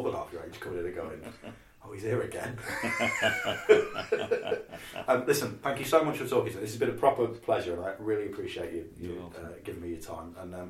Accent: Leicester, East Midlands, United Kingdom; because I'm from Leicester

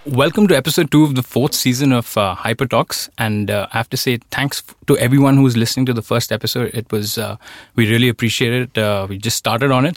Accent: Delhi, India; moved away as an adult; now in Sweden; where I am from, Delhi

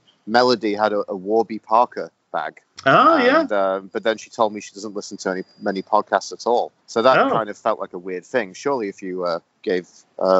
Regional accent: Calgary, Alberta, Canada; my hometown of Calgary, Alberta

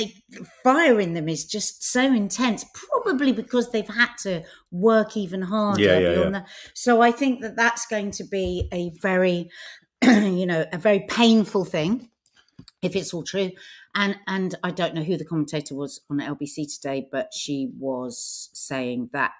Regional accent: United Kingdom; We're being so British

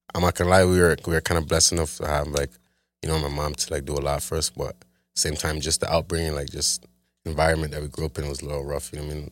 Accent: Toronto, Ontario, Canada; grew up in Scarborough, like, in a town

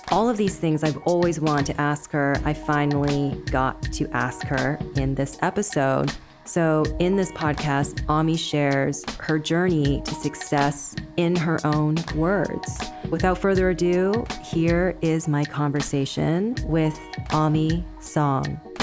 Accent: Canada; I'm Canadian

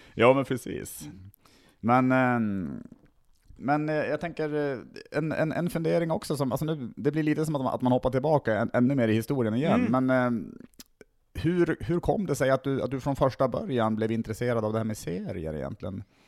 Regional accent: Tärnaby, Västerbotten County, Sweden; also born or lived in Skellefteå; now in Stockholm, Sweden; Jag kommer ursprungligen från Tärnaby uppe i, i Lappland

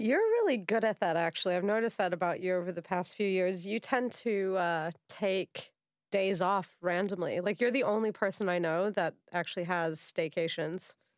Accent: United States; moved away; being American

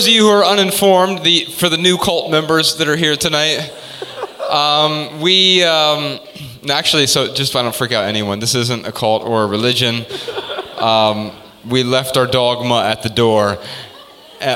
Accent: Dayton, Ohio, United States; we're from Dayton, Ohio

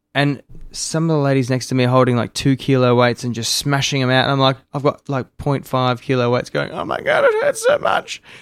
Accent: Melbourne, Victoria, Australia; moved away as an adult; also born or lived in Sydney; now in Gold Coast, Australia; I grew up in Melbourne

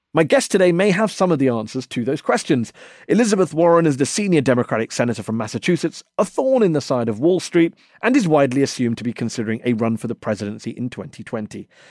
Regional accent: England, United Kingdom; I was born and brought up in England, but I'm also of Indian heritage

